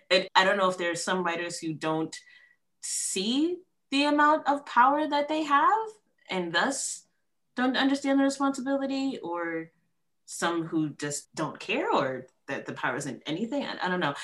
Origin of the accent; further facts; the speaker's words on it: Columbia, Maryland, United States; also born or lived in New York City, New York; I was born in New York City, you know, so that's a very diverse area. And I was actually also raised in Columbia, Maryland